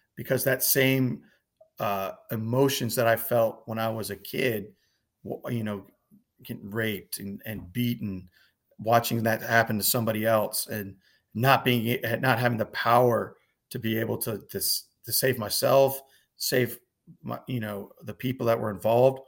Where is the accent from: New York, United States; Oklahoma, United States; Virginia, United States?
Virginia, United States; Northern; also born or lived in Nahariya, Israel; grew up, uh, in Northern Virginia